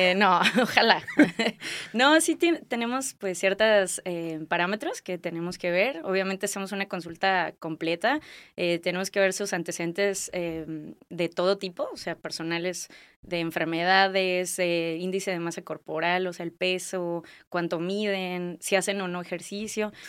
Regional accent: Guadalajara, Jalisco, Mexico; moved away as an adult; also born or lived in Colima / Torreón; now in Tijuana, Mexico; soy de Guadalajara, Jalisco, eh, Tapatía

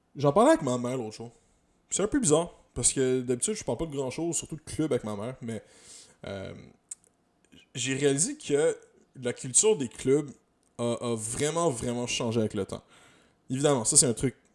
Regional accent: Montreal, Quebec, Canada; j'ai grandi à Montréal, j'ai grandi à Notre-Dame-de-Grâce, tu sais, ça a toujours été mon hood

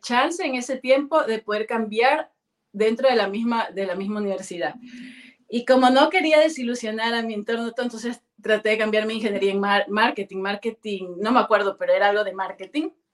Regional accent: Guayaquil, Guayas, Ecuador; moved away as an adult; also born or lived in near Machala, Ecuador / Quito, Ecuador; now in Germany; Soy de Guayaquil, nací en Guayaquil, estuve el, kinder en Guayaquil, luego me pasé la escuela a un pueblito cerca de Machala, pero pertenece a la Azuay Luego regresé de la escuela, regresé al colegio a Guayaquil

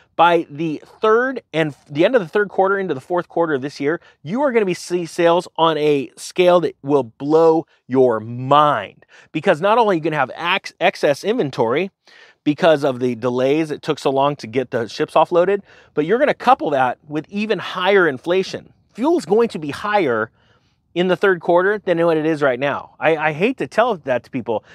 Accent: California, United States; my hometown in California

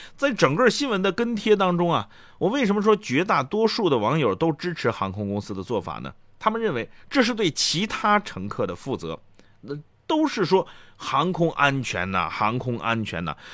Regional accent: China; 我们中国人

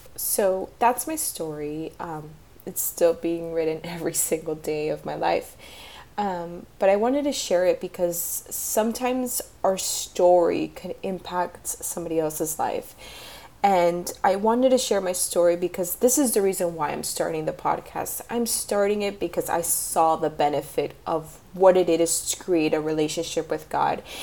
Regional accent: Miami, Florida, United States; I'm from Miami

